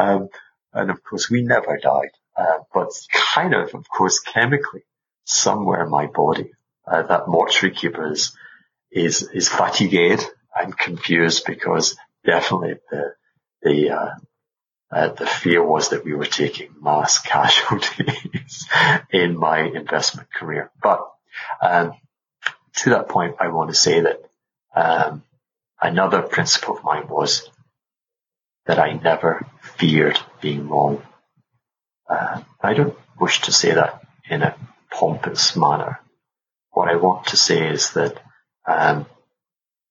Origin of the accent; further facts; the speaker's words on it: Glasgow, Scotland, United Kingdom; moved away; also born or lived in Caribbean; They're from Glasgow. I'm from Glasgow